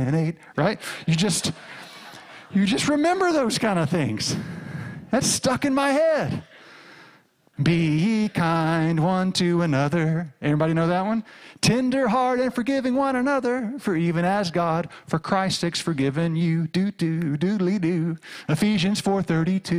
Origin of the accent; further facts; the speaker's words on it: rural Arkansas, United States; I grew up in the Southern Baptist Church in rural Arkansas.